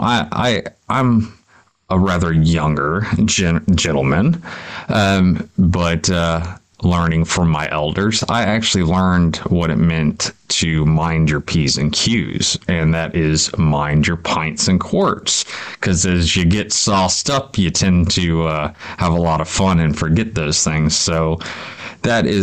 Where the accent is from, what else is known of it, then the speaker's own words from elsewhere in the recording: United States; I'm just a Yank. I'm just an American